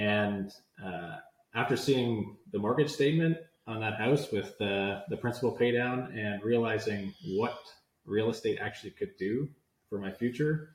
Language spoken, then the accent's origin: English; Hamilton, Ontario, Canada; also born or lived in Vineland; I grew up in Hamilton many years ago